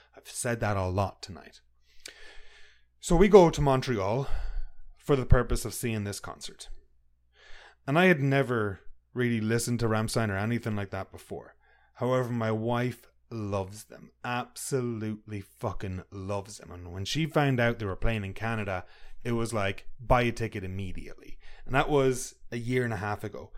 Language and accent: English; Ireland; I'm from Ireland